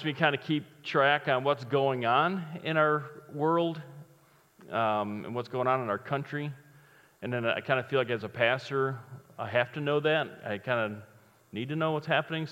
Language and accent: English; Chicago, Illinois, United States; I'm from Chicago